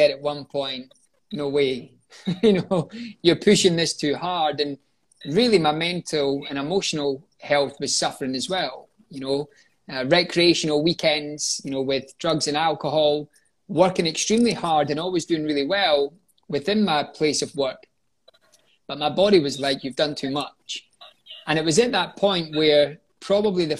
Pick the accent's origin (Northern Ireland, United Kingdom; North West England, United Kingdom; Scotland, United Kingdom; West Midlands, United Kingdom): Scotland, United Kingdom; moved away as an adult; also born or lived in London; returned home to Scotland